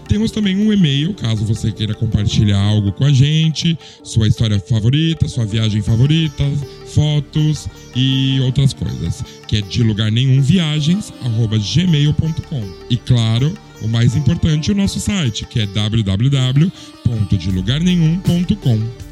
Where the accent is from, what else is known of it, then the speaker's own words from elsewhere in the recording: São Paulo, Brazil; moved away as an adult; also born or lived in Lisbon; now in Barcelona, Spain; eu tenho 43 anos, também sou de São Paulo, como o Léo